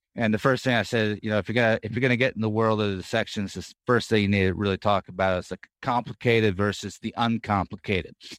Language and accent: English; California, United States; moved away as an adult; now in Dallas, United States; I grew up in California